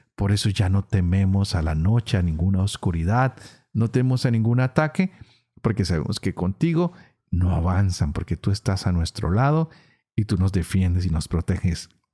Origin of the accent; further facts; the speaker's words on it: Colombia; Yo vengo de una región en Colombia donde el lenguaje es bastante fuerte